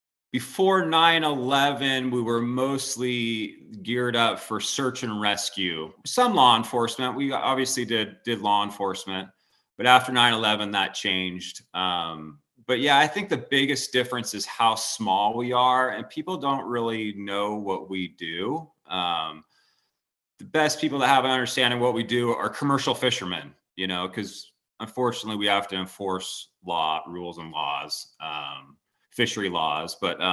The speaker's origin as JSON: {"language": "English", "town": "Aptos", "region": "California", "country": "United States", "tie": "born or raised there", "moved": "as an adult", "said": "growing up in Aptos or Santa Cruz is lucky, you know, as a kid."}